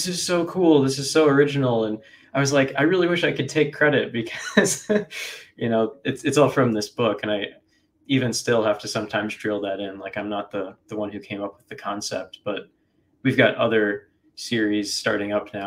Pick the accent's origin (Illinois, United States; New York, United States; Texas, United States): Illinois, United States; Chicago; moved away as an adult; now in Ohio, United States; I'm from Chicago originally, but I just moved to Ohio the start of this year